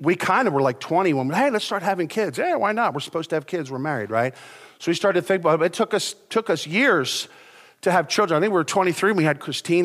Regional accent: United States; I'm an American

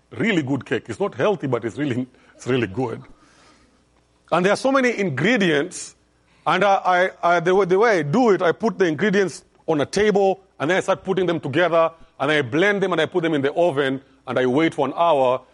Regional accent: Kenya; I'm from Kenya

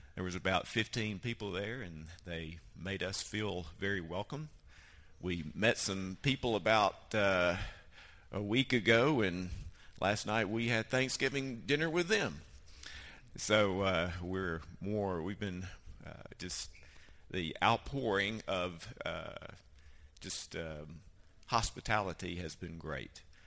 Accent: Alabama, United States; moved away as an adult; now in Cayman Islands; We're from Alabama, just a little north of uh, Florida

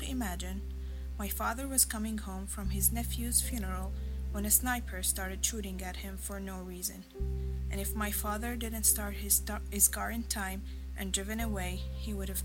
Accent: Damascus, Damascus Governorate, Syria; moved away; I'm from Damascus, Syria.

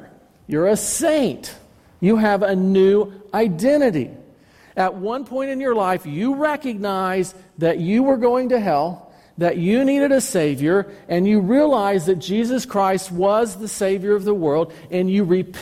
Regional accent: United States; I am identified as an American citizen

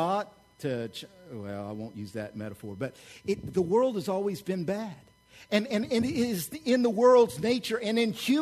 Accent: Oklahoma, United States; I grew up in Oklahoma

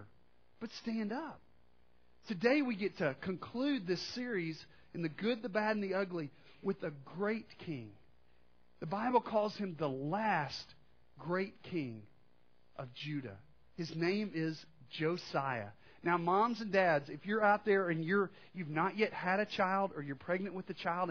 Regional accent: Arkansas, United States; I'm from Arkansas

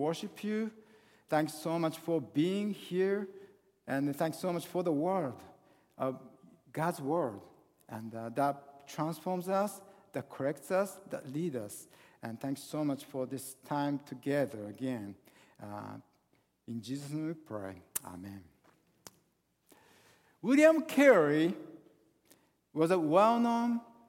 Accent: Japan; English is a second language; now in Northern Virginia, United States; I was born and raised in Japan.

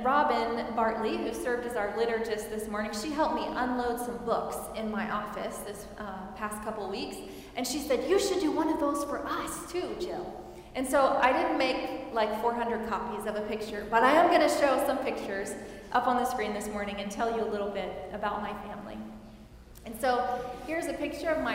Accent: Missouri, United States; moved away as an adult; also born or lived in St. Louis, Missouri; now in Wichita, United States; I am originally from Missouri, and I grew up in a small town there

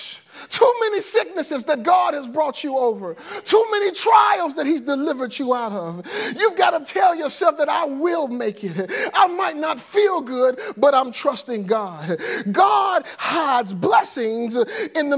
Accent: Forestdale, Alabama, United States; I grew up in Forestdale. They call this quote unquote Tornado Alley. The April 27th tornado tore down my neighborhood

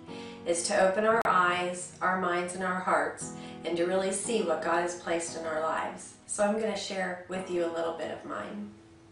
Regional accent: Minerva, Ohio, United States; also born or lived in Canton, Ohio; I was born in Canton, and my parents moved us to Minerva

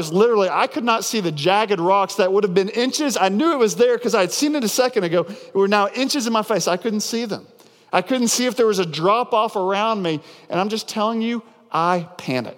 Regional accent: near Devil's Den State Park, Arkansas, United States; a place called Devil's Den State Park, which is right outside of my hometown growing up

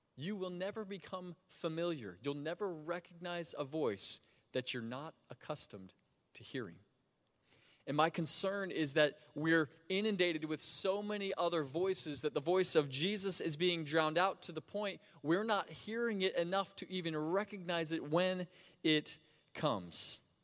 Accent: Sebring, Florida, United States; I grew up in Sebring, Florida, about two hours south of here.

